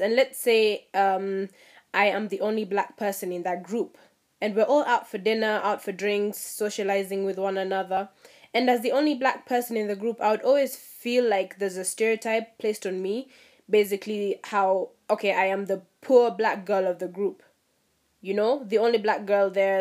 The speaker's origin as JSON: {"language": "English", "town": "Mombasa", "region": "Mombasa County", "country": "Kenya", "tie": "born or raised there", "said": "my experience was growing up in Mombasa"}